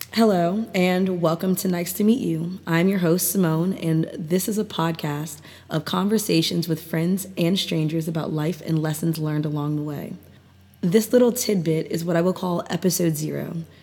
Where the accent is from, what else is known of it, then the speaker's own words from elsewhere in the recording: Maryland, United States; I grew up in Maryland, and I've lived here all my life